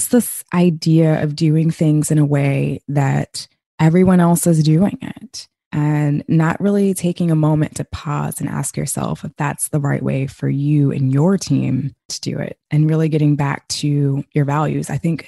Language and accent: English; United States; born and raised in America